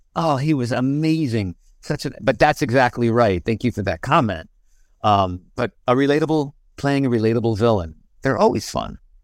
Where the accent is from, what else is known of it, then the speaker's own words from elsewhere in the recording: Albany, New York, United States; moved away as an adult; now in California, United States; I grew up in Albany, New York, and lived in New York, um, pretty much my whole life until I moved out to California in two thousand